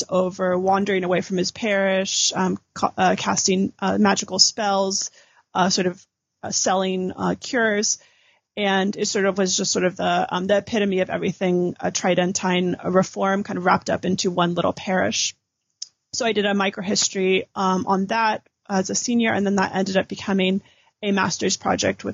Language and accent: English; California, United States; moved away as an adult; also born or lived in Virginia / St. Louis; I'm originally from California